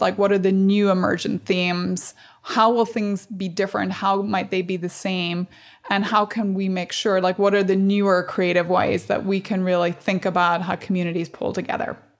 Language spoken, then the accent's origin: English; Strabane, Northern Ireland, United Kingdom; moved away; I grew up in Northern Ireland